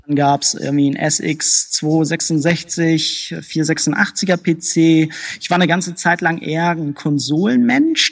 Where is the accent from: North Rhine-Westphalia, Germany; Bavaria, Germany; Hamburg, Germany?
Hamburg, Germany; also ich bin in Hamburg geboren, aber meine Eltern sind halt entsprechend aus Polen geflohen